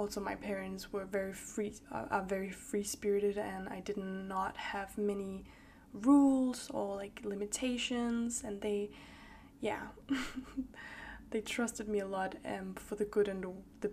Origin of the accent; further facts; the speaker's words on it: Copenhagen, Capital Region of Denmark, Denmark; also born or lived in Danish countryside; I grew up in Copenhagen, the capital of Denmark